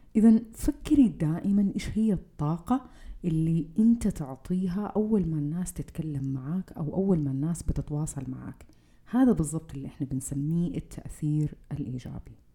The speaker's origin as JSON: {"language": "Arabic", "country": "Saudi Arabia", "said": "فينا كسعوديين"}